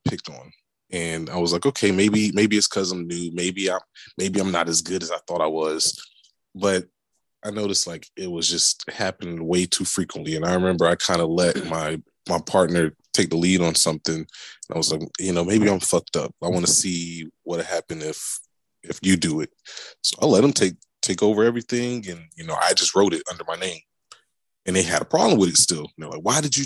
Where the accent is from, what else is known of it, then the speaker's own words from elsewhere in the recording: Tampa, Florida, United States; I grew up in Central Florida. I grew up in Tampa.